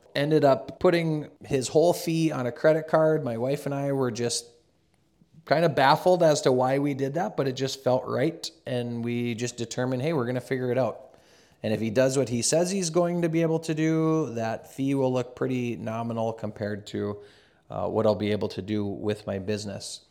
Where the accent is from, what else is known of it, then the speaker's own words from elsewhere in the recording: Carrington, North Dakota, United States; I grew up in a small town. I'm originally from Carrington, North Dakota, a small town, about two thousand people.